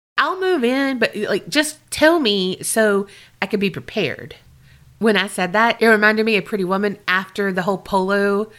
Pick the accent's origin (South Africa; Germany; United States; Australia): Australia; I'm from Australia, and I've never heard an accent like yours